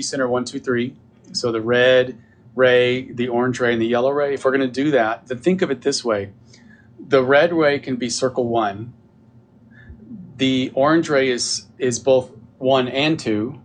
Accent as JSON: {"language": "English", "region": "Texas", "country": "United States", "said": "Who am I, a Texan?"}